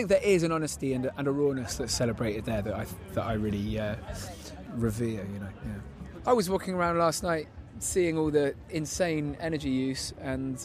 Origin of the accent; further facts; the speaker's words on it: Bristol, South West England, United Kingdom; I'm a spoken word artist, multi-instrumentalist, singer, and I come from Bristol